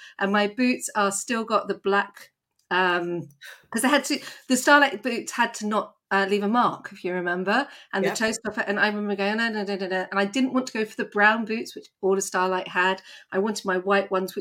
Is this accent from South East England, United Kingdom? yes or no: yes; Epsom, South East England, United Kingdom; I grew up in Epsom